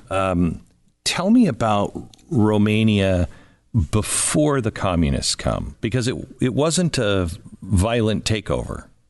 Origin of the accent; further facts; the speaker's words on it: United States; I was born in sixty-four and, uh, born in America